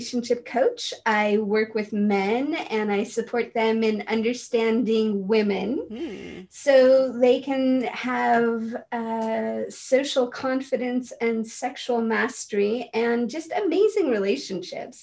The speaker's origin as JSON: {"language": "English", "town": "San Francisco", "region": "California", "country": "United States", "tie": "born or raised there", "said": "I grew up in San Francisco"}